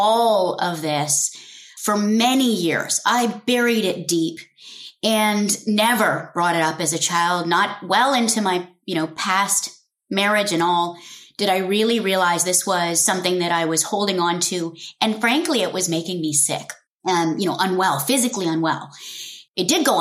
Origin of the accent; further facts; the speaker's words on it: Nairobi, Kenya; also born or lived in London, England; I was born in London, and over a couple of months, we moved back to our home in Kenya at the time in Nairobi, and got to start my childhood there.